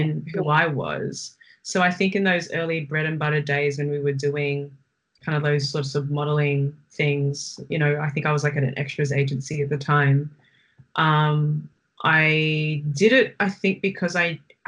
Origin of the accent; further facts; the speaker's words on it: Melbourne, Victoria, Australia; I saw myself more as a Chinese woman growing up or a Chinese girl growing up in Melbourne